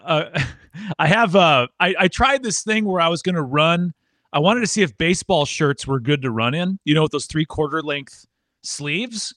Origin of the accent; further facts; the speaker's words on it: Wisconsin, United States; moved away as an adult; now in Tennessee, United States; originally from Wisconsin, and I moved down to Tennessee for work